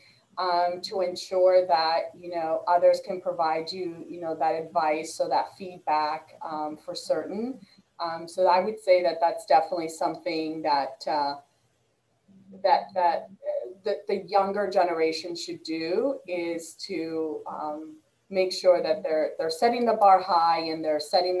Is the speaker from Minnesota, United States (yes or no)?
no; Boston, Massachusetts, United States; moved away; I'm originally from the Northeast and the Boston area. So we get great seafood up there.